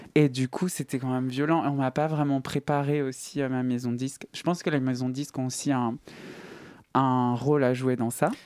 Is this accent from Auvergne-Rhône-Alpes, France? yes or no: yes; Saint-Étienne, Auvergne-Rhône-Alpes, France; moved away; je viens de Saint-Etienne